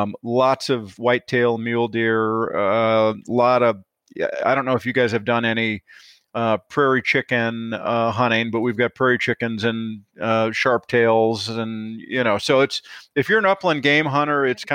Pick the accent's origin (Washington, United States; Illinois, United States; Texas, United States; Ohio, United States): Illinois, United States; I grew up in Northern Illinois, my dad was grew up in Northern Minnesota